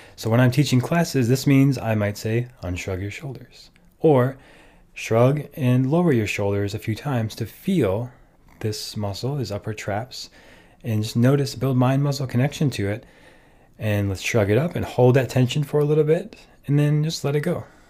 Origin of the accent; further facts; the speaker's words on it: Minnesota, United States; I grew up in Minnesota